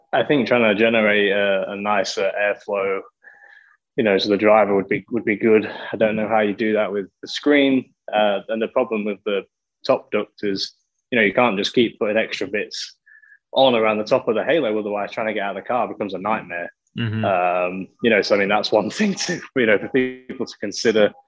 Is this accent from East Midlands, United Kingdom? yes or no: yes; Lincoln, East Midlands, United Kingdom; moved away; Lincoln, my hometown, is a, you know, pretty small city, you know, with inside the UK